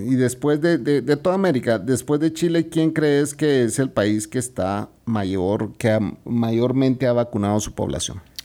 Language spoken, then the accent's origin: Spanish; Guatemala